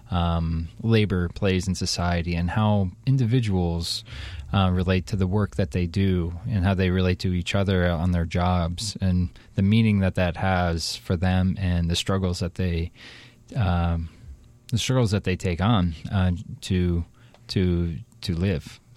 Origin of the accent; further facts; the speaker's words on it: Ohio, United States; also born or lived in Washington, D.C.; now in Portland, United States; I'm also from Ohio originally, and then I moved around a little bit. Uh, I came to Portland in 2007 from Washington, D.C.